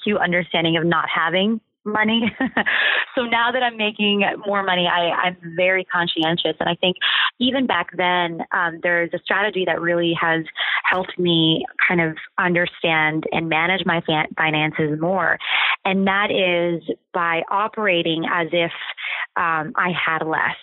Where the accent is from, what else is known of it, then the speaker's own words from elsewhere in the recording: Ohio, United States; moved away; growing up in Ohio and like in the small town that I did